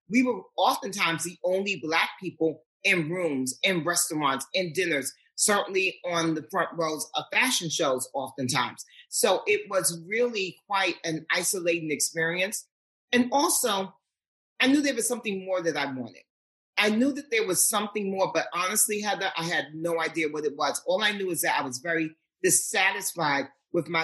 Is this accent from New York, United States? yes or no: yes; New York City, New York, United States; I was born and raised in Manhattan, but more specifically Harlem